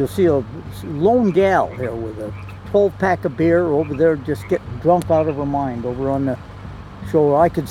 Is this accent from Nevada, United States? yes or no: yes; Reno, Nevada, United States; I'm from Reno, Nevada.